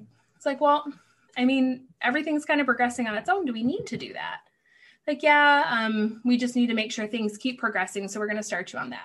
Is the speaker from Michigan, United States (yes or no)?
yes; Michigan, United States; moved away as an adult; also born or lived in Tennessee; I'm from Michigan